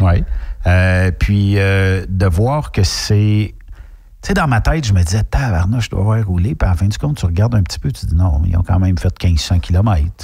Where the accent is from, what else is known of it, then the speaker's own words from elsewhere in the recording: Quebec, Canada; quand on est québécois